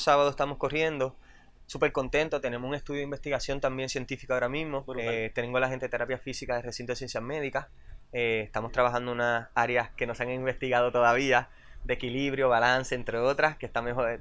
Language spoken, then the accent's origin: Spanish; Puerto Rico; yo me crié en Roosevelt